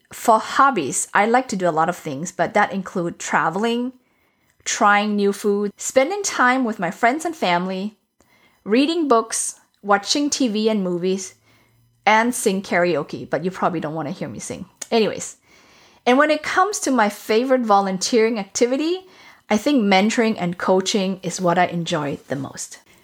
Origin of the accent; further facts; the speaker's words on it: Germany; also born or lived in Asia; now in United States; I was born in Asia, raised in Europe, so Germany specifically